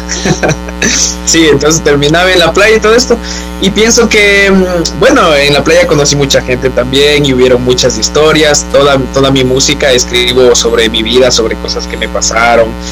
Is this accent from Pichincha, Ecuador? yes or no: yes; Quito, Pichincha, Ecuador; moved away as an adult; now in Barcelona, Spain; yo soy quiteño